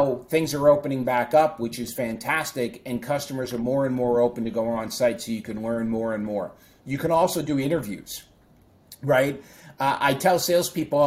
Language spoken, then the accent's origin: English; Boston, Massachusetts, United States; my hometown favorite Boston Celtics and Boston Bruins play